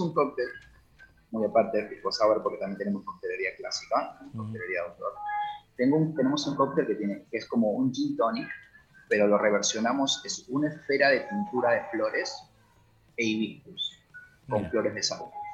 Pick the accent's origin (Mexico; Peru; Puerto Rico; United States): Peru; now in Argentina; ya que yo soy de allá, yo soy de Perú